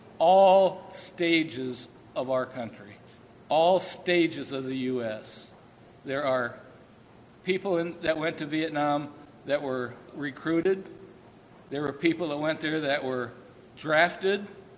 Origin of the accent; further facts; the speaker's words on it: North Wilkesboro, North Carolina, United States; born there; also born or lived in Guam / Japan / Hawaii / San Diego; unfortunately, we lived in Guam. We lived in Japan. We lived in Hawaii. We lived at San Diego, Norfolk. I was born in North Wilkesboro, North Carolina.